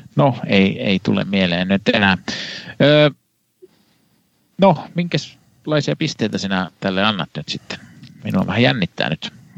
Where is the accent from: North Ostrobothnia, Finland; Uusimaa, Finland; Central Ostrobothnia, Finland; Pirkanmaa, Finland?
Central Ostrobothnia, Finland; Kannus; mun kotikaupungissa Kannuksessa